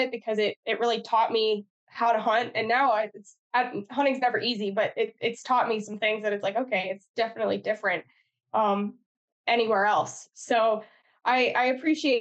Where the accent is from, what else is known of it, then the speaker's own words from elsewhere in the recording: Pennsylvania, United States; moved away as an adult; also born or lived in Missouri; now in Midwest, United States; I grew up in Pennsylvania, so like the rifle season there is basically a holiday